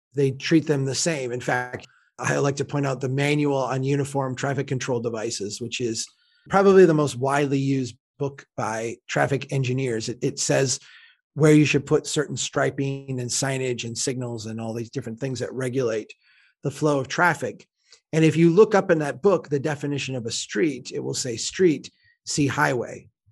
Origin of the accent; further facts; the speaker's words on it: Minnesota, United States; as a Minnesotan